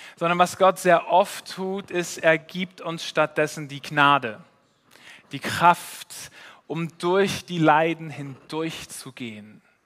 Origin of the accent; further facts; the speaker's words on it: Switzerland; als Schweizer